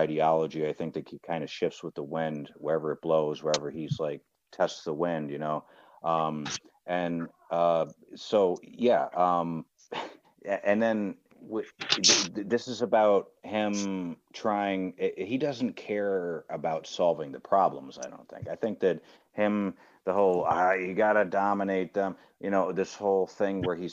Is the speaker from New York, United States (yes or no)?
yes; New York, United States; I'm from New York